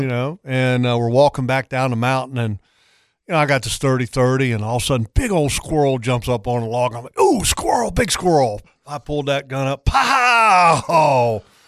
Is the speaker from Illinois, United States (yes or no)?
no; Sterling Park, Virginia, United States; I was born in Northern Virginia, in a town I grew up in, it was called Sterling Park.